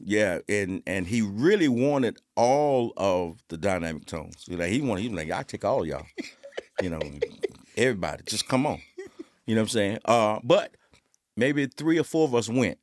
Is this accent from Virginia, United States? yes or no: yes; Suffolk, Virginia, United States; I'm from Suffolk, Virginia